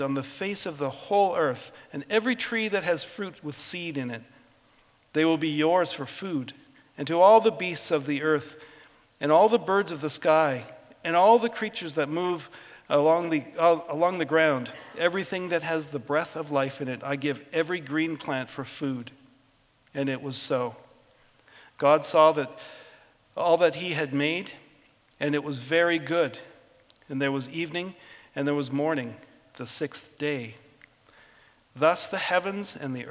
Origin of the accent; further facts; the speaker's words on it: Vancouver Island, British Columbia, Canada; I grew up in Vancouver Island